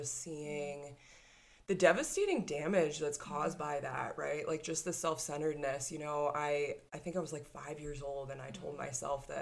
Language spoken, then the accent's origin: English; Cape Cod, Massachusetts, United States; I grew up on the East Coast. I grew up on a tiny little place, Cape Cod